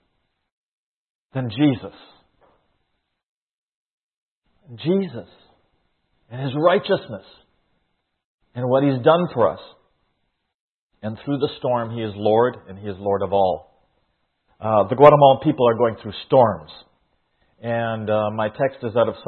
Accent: Saskatchewan, Canada; also born or lived in Kamloops, British Columbia; Now, in Canada, I grew up here. I was born in Saskatchewan

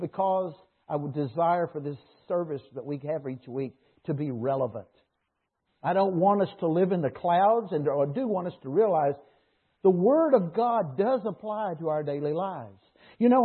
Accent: Dallas, Texas, United States; moved away as an adult; now in Canada; I grew up in Dallas where we had a hockey team that was a farm team

